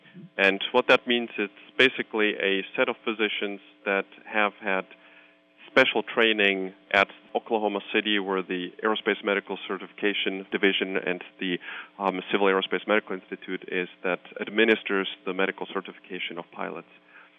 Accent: Switzerland; You know, I hail originally from Switzerland, and there is no such thing as aerospace medicine as a specialty in Switzerland.

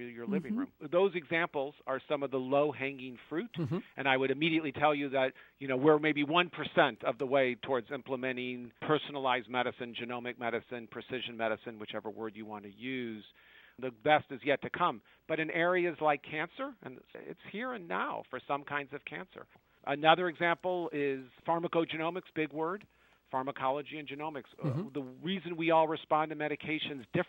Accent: United States; as an American

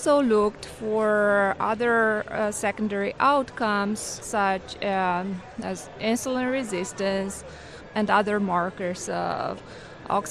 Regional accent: Romania; moved away as an adult; also born or lived in New York City, United States; now in Oklahoma City, United States; I'm originally from Romania. I did medical school in Romania, and I came in United States for residency

